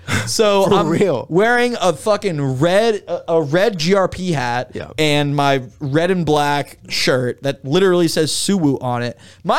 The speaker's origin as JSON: {"language": "English", "town": "Miami", "region": "Florida", "country": "United States", "said": "And, I mean, I'm from Miami."}